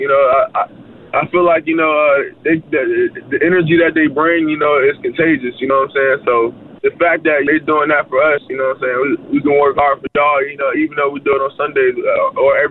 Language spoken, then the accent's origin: English; Virginia, United States; moved away; I'm from Virginia, you know, we get a snow. I remember as a kid, we had like a snowstorm